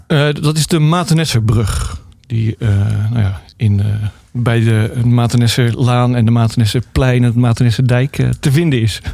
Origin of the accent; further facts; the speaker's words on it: Rotterdam, South Holland, Netherlands; ik kom natuurlijk uit Rotterdam en daar was toen eh, de Gabberhouse uh, groot